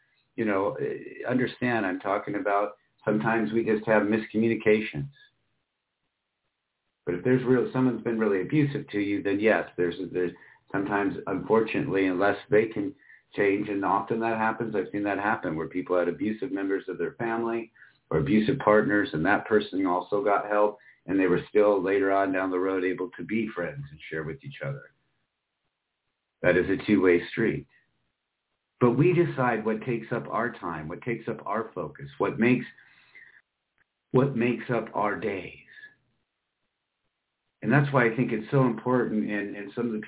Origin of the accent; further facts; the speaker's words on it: Michigan, United States; moved away; also born or lived in Iowa / Florida; I grew up in Michigan and Iowa at that time, was more on the eastern side of the state, so most of the time in the west, southwestern part of Michigan